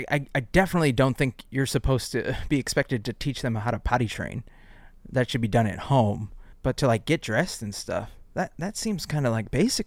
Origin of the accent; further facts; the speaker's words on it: West St. Paul, Minnesota, United States; Willie, you and I grew up in West St. Paul.